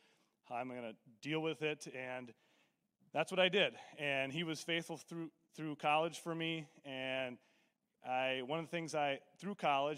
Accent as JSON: {"language": "English", "town": "Edgar", "country": "United States", "tie": "born or raised there", "said": "live in a small town where I grew up in Edgar"}